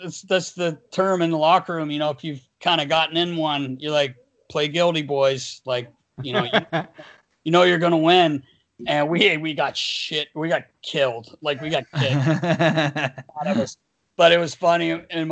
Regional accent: North Carolina, United States; I'm from North Carolina.

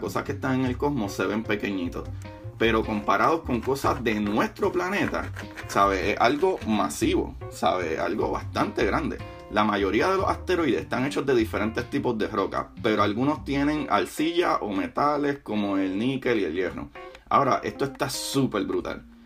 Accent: Puerto Rico; Como buen boricua

